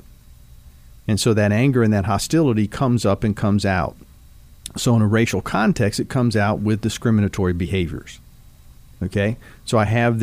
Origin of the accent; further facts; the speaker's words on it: Dayton, Ohio, United States; now in Kentucky, United States; being the age that I am and growing up in Dayton, Ohio